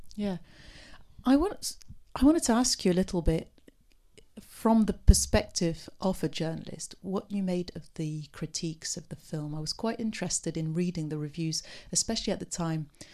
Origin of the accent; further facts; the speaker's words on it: Beirut, Beirut Governorate, Lebanon; I'm from Beirut myself